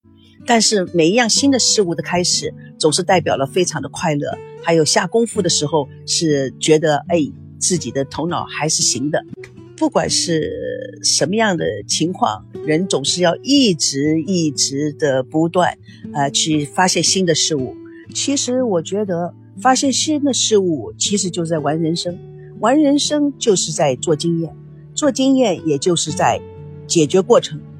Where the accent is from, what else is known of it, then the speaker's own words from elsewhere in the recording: United States; Chinese is a second language; also born or lived in Taiwan; now in China; 我是从美国来的，美国到了台湾，美国到了大陆